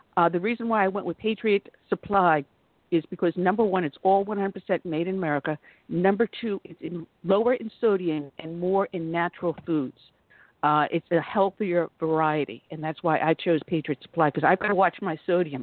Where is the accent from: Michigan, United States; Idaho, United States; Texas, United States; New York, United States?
New York, United States; moved away; I grew up in New York, and I was living there at the time of the Tawana Brawley um, hoax.